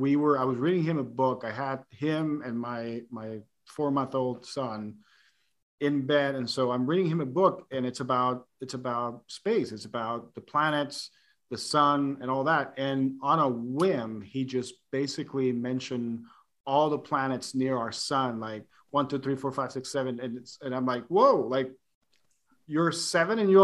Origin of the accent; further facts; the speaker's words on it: Puerto Rico; moved away; growing up in Puerto Rico